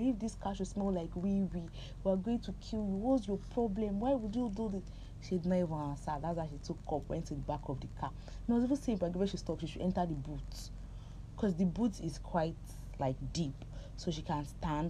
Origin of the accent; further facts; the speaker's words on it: Nigeria; I'm Nigerian